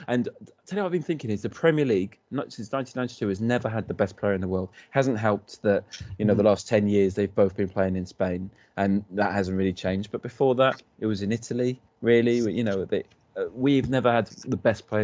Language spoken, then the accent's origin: English; Scotland, United Kingdom; as a Scot